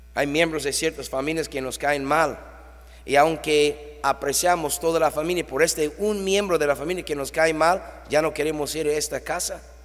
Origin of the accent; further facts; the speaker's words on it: New York, United States; now in Tijuana, Mexico; ahí en Nueva York, mi tierra natal